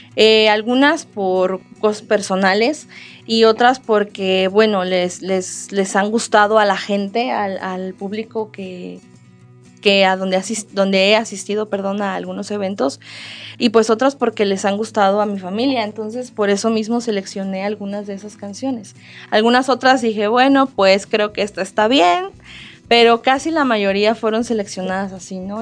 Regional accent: colonia Los Olvera, Querétaro, Mexico; en la colonia Los Olvera, de donde soy originaria

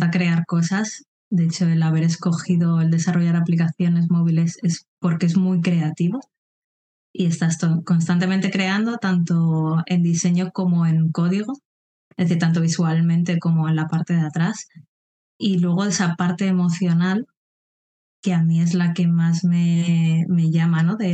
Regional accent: Madrid, Community of Madrid, Spain; born there; moved away; also born or lived in Andalusia / Mallorca; Como bien comentabas, nací en Madrid, pero no me quedé allí. De hecho, he pasado por muchas zonas, he vivido en Andalucía también, en Mallorca, que es donde me licencié en biología

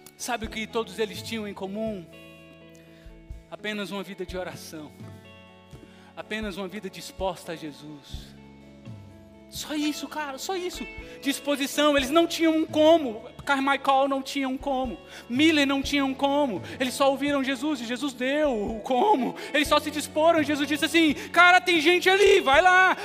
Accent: Brazil; Quando eu vou lá para a Venezuela, eu continuo sendo brasileiro

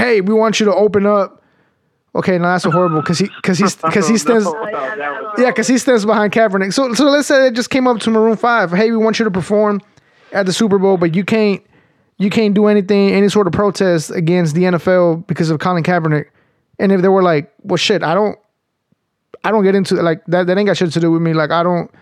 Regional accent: Mexico; now in United States; I'm not American. That's the problem. I'm not American. I was born in Mexico

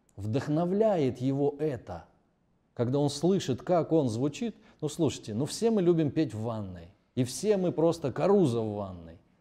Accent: Pyatigorsk, Stavropol Krai, Russia; Я родом из Пятигорска, город небольшой, у нас там жил художник

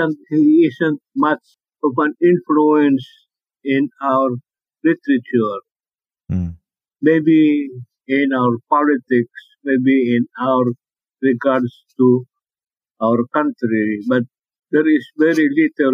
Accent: Philippines; English is a second language; Filipinos have a very great problem with language, because, like myself, when I write in English, it's not my mother tongue

